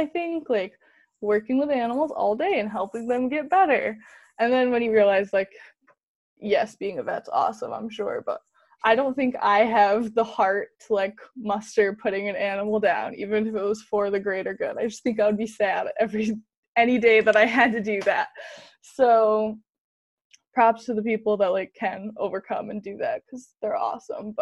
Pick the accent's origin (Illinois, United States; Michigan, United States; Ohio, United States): Michigan, United States; Grant; also born or lived in Grand Rapids, Michigan; So I grew up in Grand Rapids, Michigan. Originally, when I was in the third grade, we moved to Grant, Michigan, which is a very small town